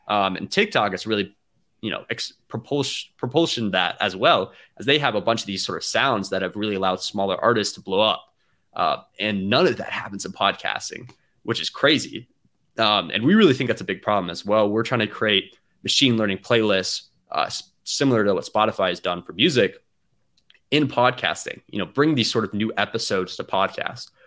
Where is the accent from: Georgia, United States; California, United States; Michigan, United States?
Georgia, United States; Atlanta; I'm from Atlanta